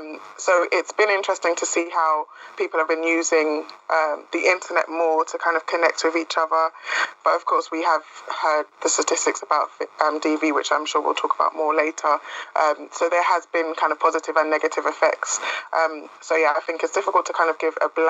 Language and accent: English; London, United Kingdom; I'm from Brent. I've lived in Brent for the past 22 years.